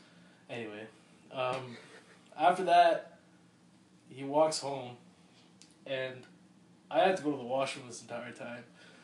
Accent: Assam, India; I'm from Assam, from India.

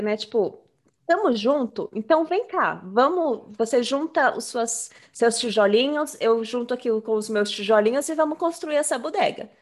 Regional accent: Brazil; now in United States; a gente saiu do Brasil.

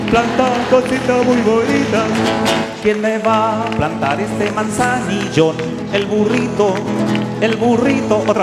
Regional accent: Talagante, Santiago Metropolitan, Chile; a mí me lo pegaban cuando chico, yo vivía en Talagante, me acuerdo que hay gente que me preguntaba, ¿dónde vives en Talagante?

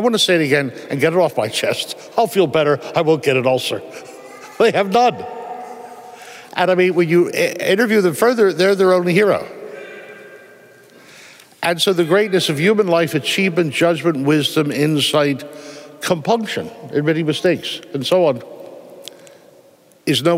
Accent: Philadelphia, Pennsylvania, United States; moved away; I'm from Philadelphia

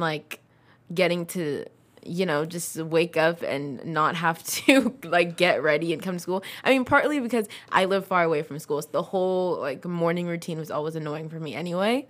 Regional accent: Livermore, California, United States; also born or lived in San Diego / New York / Fremont; I was in Livermore starting from second or third grade

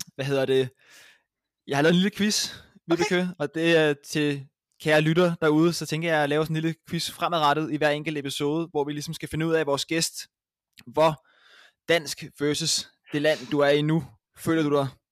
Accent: Copenhagen, Capital Region of Denmark, Denmark; Jeg, jeg er fra København

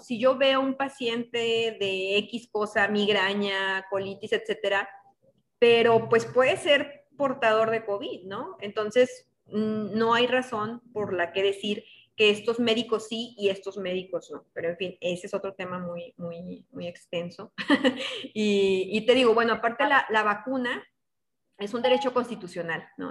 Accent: northern Mexico, Mexico; estamos en el norte y así se habla.

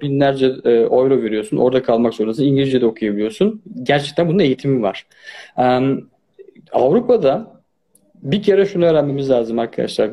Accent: Turkey; moved away; also born or lived in Germany / Austria; Ben Almanya'da doğdum ama Türkiye'de büyüdüm.

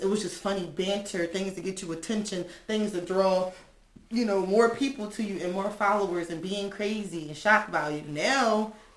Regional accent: Philadelphia, Pennsylvania, United States; we're all Philadelphia natives

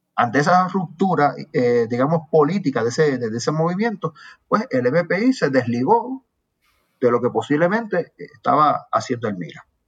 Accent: Aguadilla, Puerto Rico; now in San Juan, Puerto Rico; yo soy de por allá, yo mantengo relaciones con la gente de mi pueblo

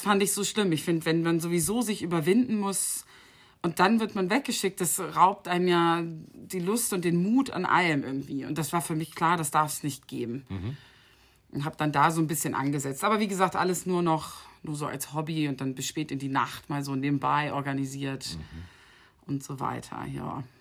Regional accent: Bennigsen, Lower Saxony, Germany; moved away as an adult; also born or lived in Dubai; FC Bennigsen in meinem Heimatdorf

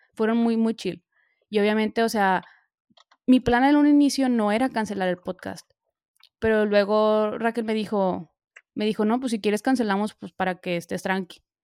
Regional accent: Monterrey, Nuevo León, Mexico; now in Milan, Italy; soy de México, bueno, ya saben, soy de Monterrey, pero pues vivo ahorita en Milán

